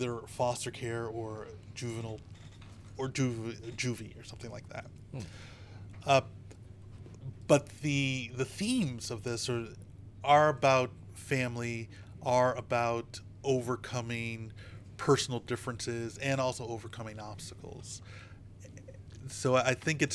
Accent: United States; as an American

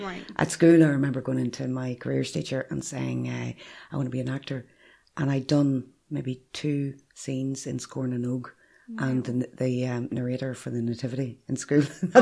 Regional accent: County Armagh, Northern Ireland, United Kingdom; moved away as an adult; also born or lived in Tyrone / Manchester, England; now in Dublin, Ireland; I grew up in County Armagh in a wee village called Mahre. Mm-hmm. It's at the bottom left-hand corner of Lough Neagh.

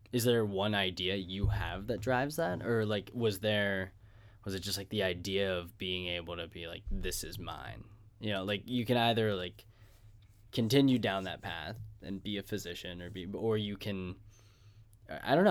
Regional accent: Pittsburgh, Pennsylvania, United States; I was from, I'm from Squirrel Hill.

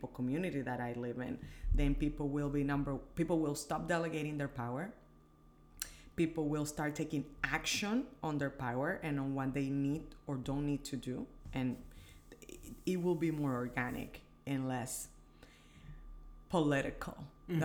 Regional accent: Dominican Republic; moved away as an adult; also born or lived in Washington, D.C.; I was born in the Dominican Republic, born and raised

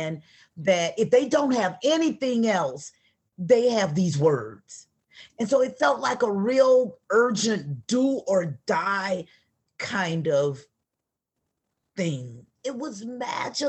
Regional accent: Atlanta, Georgia, United States; I'm from the South. I'm from Atlanta

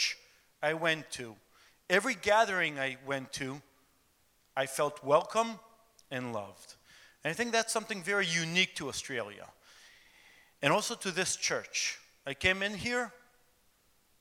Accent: Jerusalem, Jerusalem District, Israel; I was born in Jerusalem, Israel, and my father and his parents were also, they were born in Jerusalem, Israel. So I had the privilege of being raised in Jerusalem

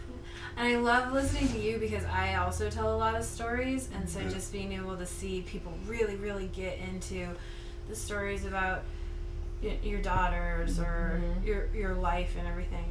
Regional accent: East Coast Canada, Atlantic Canada, Canada; I grew up in East Coast Canada.

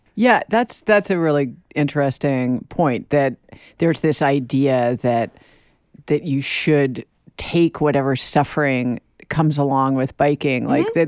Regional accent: New York, United States; I grew up here too

